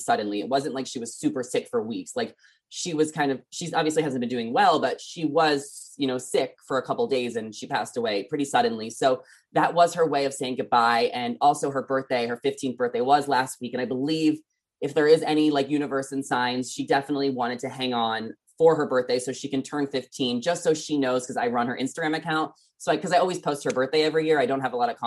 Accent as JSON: {"language": "English", "region": "New York", "country": "United States", "tie": "born or raised there", "also_born_or_lived": "New Jersey", "moved": "as an adult", "lives_now": "California, United States", "said": "Obviously, I grew up in New York. I moved to California 2 years ago"}